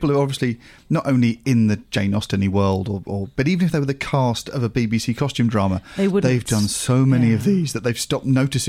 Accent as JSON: {"language": "English", "country": "Australia", "said": "But being Australian, if you've not seen McAuliffe"}